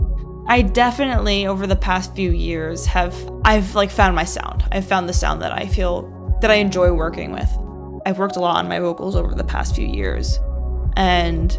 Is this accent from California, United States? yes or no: no; New Jersey, United States; also born or lived in England; now in New York, United States; I am from New Jersey initially, but I moved to New York in 2010 and I've been there since